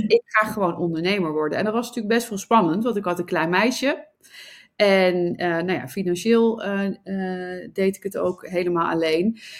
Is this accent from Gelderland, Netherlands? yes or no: yes; Nijmegen, Gelderland, Netherlands; moved away as an adult; also born or lived in Sydney, Australia; now in Amsterdam, Netherlands; Ik kom oorspronkelijk uit eh, Nijmegen, waar ik ben opgegroeid